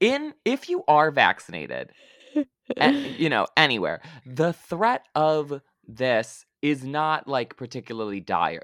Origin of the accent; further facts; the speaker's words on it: Lansing, Michigan, United States; accent: Midwestern; Lansing, which is where I grew up